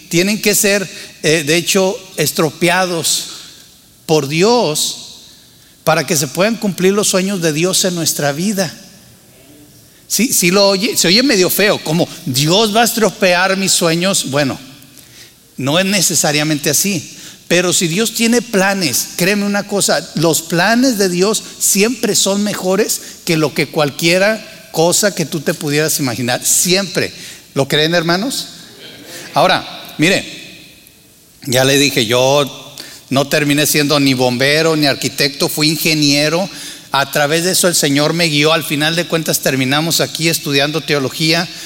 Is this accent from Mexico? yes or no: yes; Torreón, Coahuila, Mexico; moved away as an adult; also born or lived in Monterrey / San Luis Potosí; nací en Tierra Santa, les he dicho, ¿verdad? Torreón, Coahuila